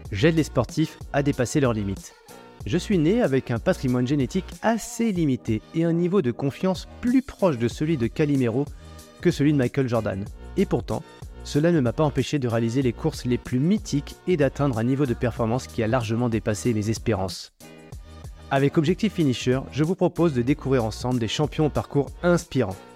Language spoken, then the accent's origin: French; Le Mans, Pays de la Loire, France; moved away as an adult; now in Réunion, France; moi, je suis née en Sarthe, au Mans.